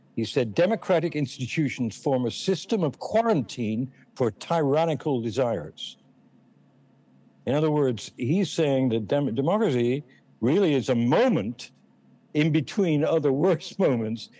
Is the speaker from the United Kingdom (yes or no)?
yes; England, United Kingdom; moved away; also born or lived in Boston; I'm English